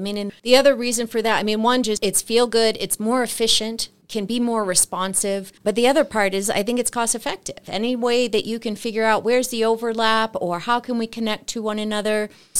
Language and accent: English; Boston, Massachusetts, United States; now in Flagstaff, United States; I came from Boston in August of 99, so I guess just about 23, 24 years.